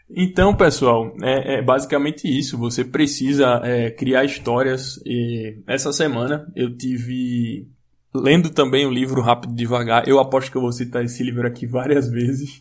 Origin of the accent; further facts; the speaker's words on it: Brazil; eu sou brasileiro